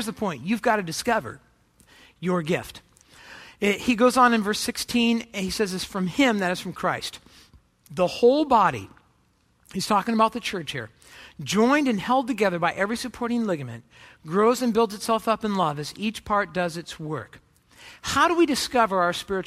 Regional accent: Orange County, California, United States; I grew up in Orange County, California

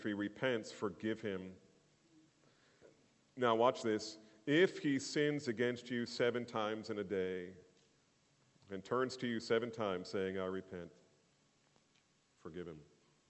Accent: New Jersey, United States; I grew up in New Jersey. And I'm Irish

